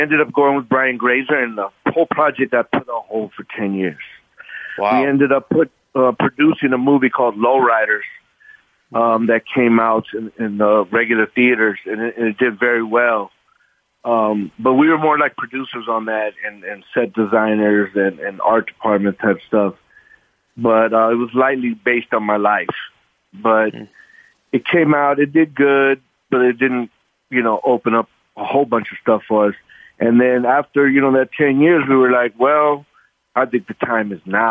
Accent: Los Angeles, California, United States; we're just two local L.A. kids that born and raised right here, and we're from Mexican descent

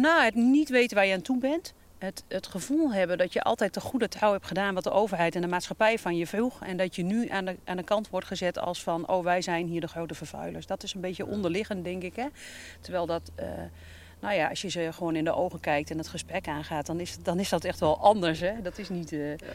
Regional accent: Veluwe, Gelderland, Netherlands; now in Groningen, Netherlands; ik kom van de Veluwe. Dus dit is meer het landschap van mijn jeugd

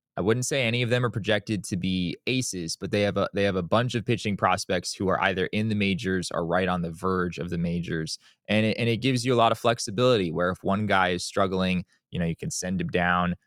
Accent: Valley of the Sun, Arizona, United States; I grew up in the Valley of the Sun

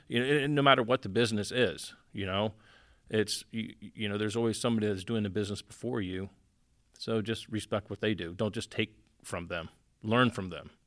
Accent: Miami, Tampa, Florida, United States; now in Naples, United States; I was born in Miami and, uh, grew up, you know, fishing Tampa, Naples, and stuff like

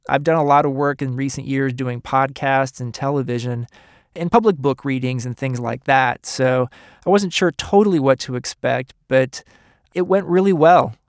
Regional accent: Kansas City, Kansas, United States; moved away; growing up in Kansas City on the Kansas side and going to the Johnson County Library

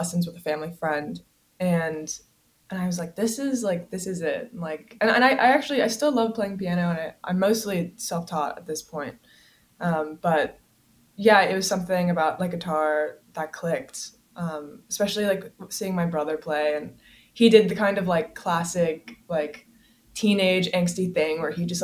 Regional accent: Columbia, South Carolina, United States; I grew up in the South. Which town? Columbia, South Carolina

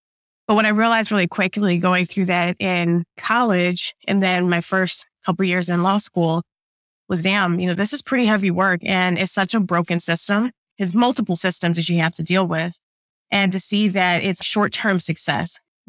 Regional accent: Midwest, United States; also born or lived in New Jersey; now in Atlanta, United States; Like, I grew up in the Midwest, but then I lived in New Jersey, traveled to New York for a bit. Now I'm in Atlanta.

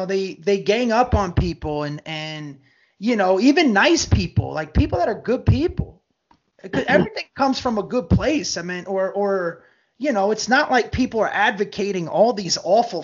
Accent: New Jersey, United States; also born or lived in West Virginia; we grew up in Jersey

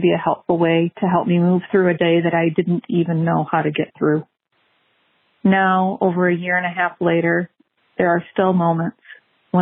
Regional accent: Michigan, United States; I'm from Michigan

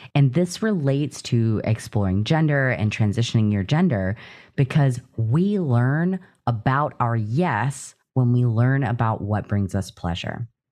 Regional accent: Louisiana, United States; moved away as an adult; also born or lived in East Texas / Midwest; I grew up in Louisiana and then went to school in Texas in a very small town in East Texas as well for college.

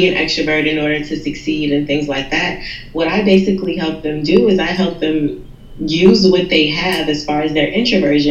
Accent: New Orleans, Louisiana, United States; I was born and raised in New Orleans

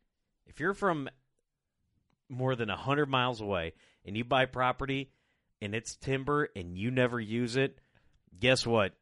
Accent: United States; I'm an American first, capitalist second, and then, you know, working man third

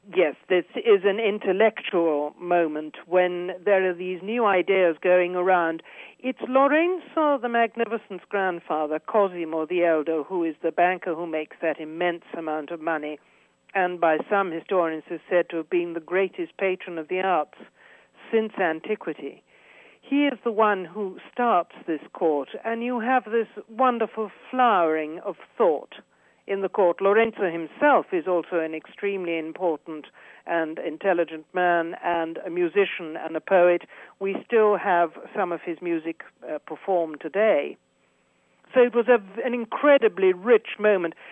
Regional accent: United Kingdom; moved away as an adult; now in Florence, Italy

